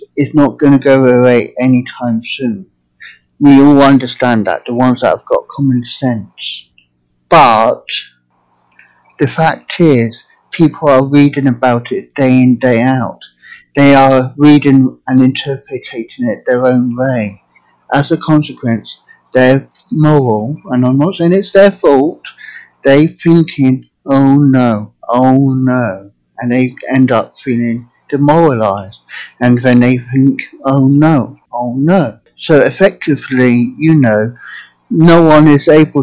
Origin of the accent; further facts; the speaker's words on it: England, United Kingdom; now in United States; I'm from England originally, but now living in America.